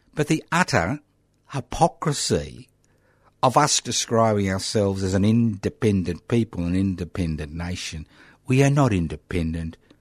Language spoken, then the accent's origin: English; Australia; I was bloody born in this country over seventy years ago